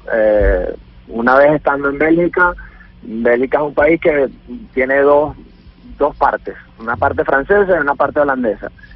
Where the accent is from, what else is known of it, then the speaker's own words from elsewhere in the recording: Venezuela; moved away; somos millones los venezolanos